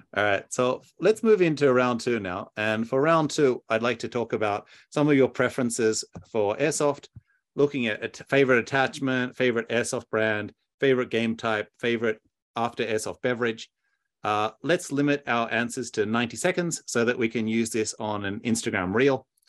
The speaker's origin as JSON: {"language": "English", "country": "Australia", "said": "I'm, I'm Australian"}